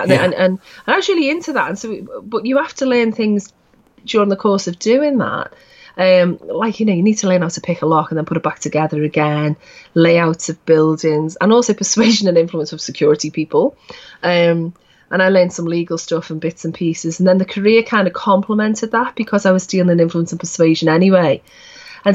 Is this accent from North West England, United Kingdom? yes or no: yes; Liverpool, North West England, United Kingdom; we were all kind of growing up in Liverpool until the 70s and 80s